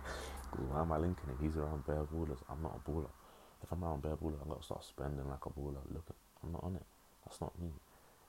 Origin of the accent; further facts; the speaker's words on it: Dagenham, London, United Kingdom; also born or lived in Ipswich / Hull; I grew up in Dagenham